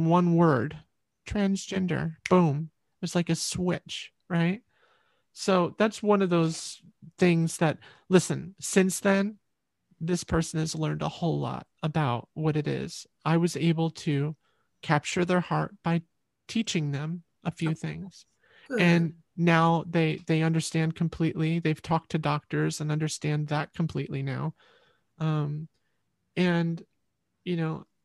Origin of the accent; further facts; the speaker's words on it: Liberty, New York, United States; You know Liberty, New York? That's where I'm from